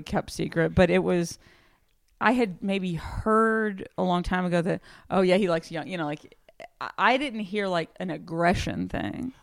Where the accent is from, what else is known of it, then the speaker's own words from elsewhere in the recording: Houston, Texas, United States; moved away; my hometown